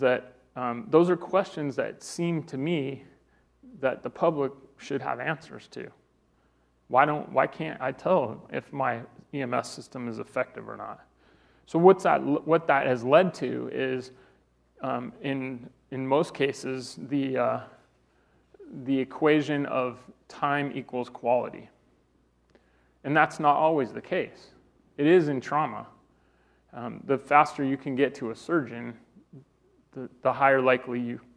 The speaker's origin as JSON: {"language": "English", "region": "Colorado", "country": "United States", "tie": "born or raised there", "said": "I'm from Colorado, I'm a native"}